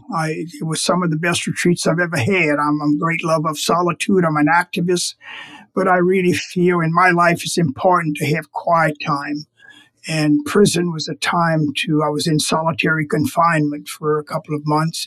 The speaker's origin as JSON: {"language": "English", "country": "United States", "said": "my country, the United States"}